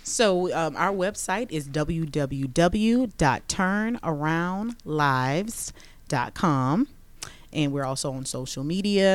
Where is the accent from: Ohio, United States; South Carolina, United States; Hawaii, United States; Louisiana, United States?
Louisiana, United States; Baton Rouge; now in Georgia, United States; we're both from Baton Rouge, Louisiana